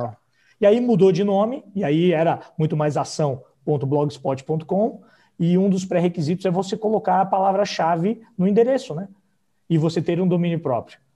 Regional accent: Blumenau, Santa Catarina, Brazil; Eu sou de Santa Catarina

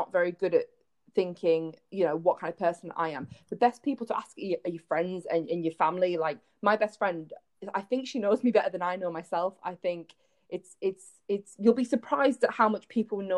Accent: United Kingdom; moved away as an adult; now in United States; we're British

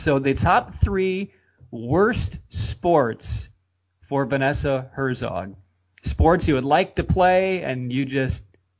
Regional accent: United States; accent: American; My apologies for my American accent and speaking so fast.

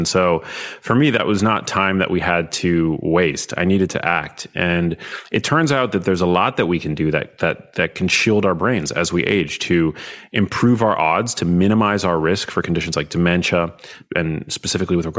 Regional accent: New York, United States; I'm from New York.

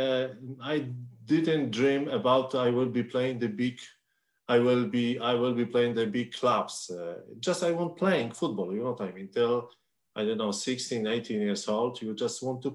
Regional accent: Warsaw, Masovian Voivodeship, Poland; English is a second language; moved away as an adult; also born or lived in Cumbernauld, Scotland; I live in Warsaw. It is my hometown.

